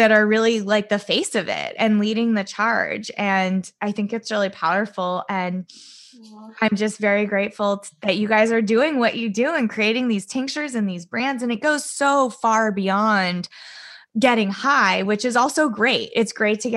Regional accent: California, United States; also born or lived in East Coast; I grew up in California. I was born on the East Coast, but I grew up here

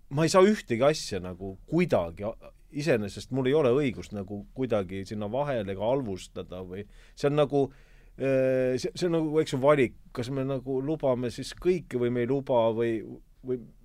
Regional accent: Kehra, Harju County, Estonia; moved away; mina tulin Kehrast

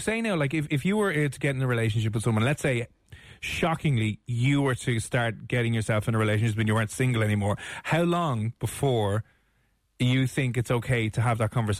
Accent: Ireland; we're Irish

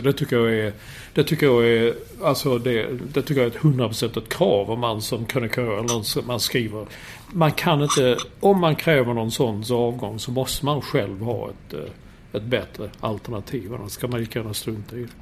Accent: Sweden; som svensk

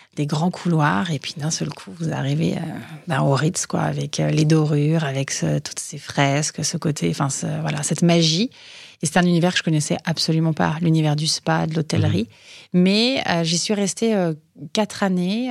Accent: Hauteville-Lompnes, Auvergne-Rhône-Alpes, France; moved away; also born or lived in Nantua; je suis originaire de l'Ain, donc je suis née à Nantua, hein, les quenelles sauce Nantua, pour ceux qui sont de fins gourmets. Euh, j'ai grandi euh, dans une ville de moyenne montagne qui s'appelle euh, Hauteville-Lompness

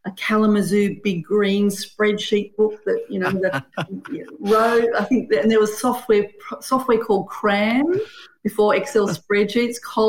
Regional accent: Sydney, New South Wales, Australia; also born or lived in Brisbane, Australia; now in Canberra, Australia; I grew up in Sydney

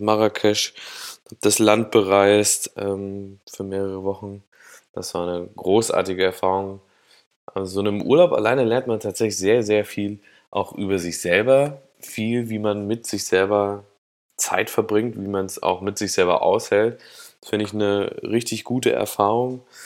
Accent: Thuringia, Germany; moved away as an adult; also born or lived in Cologne / Berlin; dass ich aus Thüringen komme, dass ich da 18 Jahre lang aufgewachsen bin

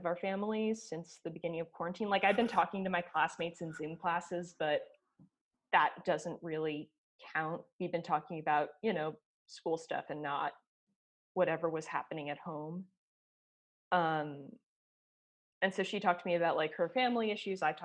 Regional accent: New York, United States; I'm a New Yorker

